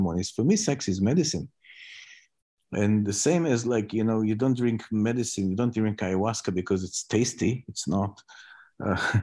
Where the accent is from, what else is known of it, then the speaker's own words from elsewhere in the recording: Israel; I come from Israel